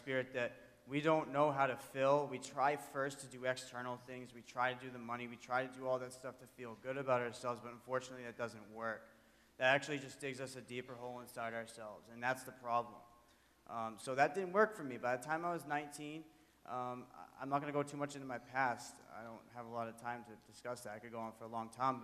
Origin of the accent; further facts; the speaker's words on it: Framingham, Massachusetts, United States; I grew up in Framingham, Massachusetts, in a really loving, supporting family